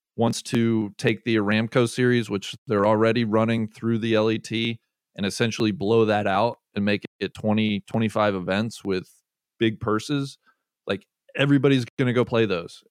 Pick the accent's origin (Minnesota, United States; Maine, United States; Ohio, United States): Ohio, United States; Cincinnati; having a tournament land in my hometown backyard